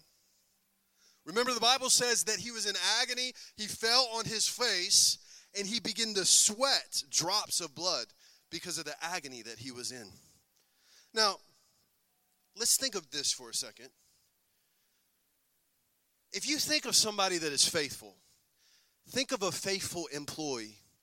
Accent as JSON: {"language": "English", "country": "United States", "tie": "born or raised there", "said": "I'm an American. I was born in America"}